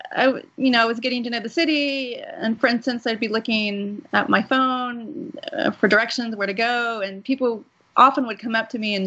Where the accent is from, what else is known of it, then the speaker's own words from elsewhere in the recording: Dallas, Texas, United States; moved away as an adult; also born or lived in Boston; now in Moscow, Russia; I grew up in Texas